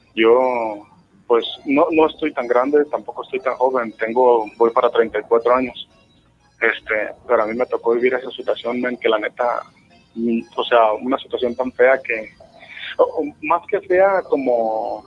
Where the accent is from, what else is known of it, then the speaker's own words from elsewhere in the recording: Guadalajara, Jalisco, Mexico; soy de, la ciudad de Guadalajara